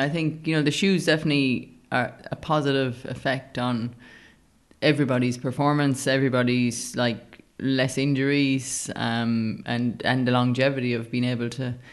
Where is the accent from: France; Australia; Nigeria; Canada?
Australia; and I am from Australia, and she's getting ready to run at the World Indoors next week.